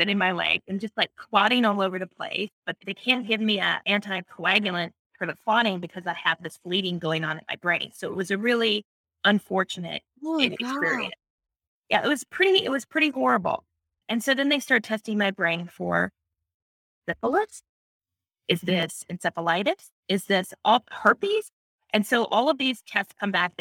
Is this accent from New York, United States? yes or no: no; California, United States; moved away; I'm in California, but I'm from California.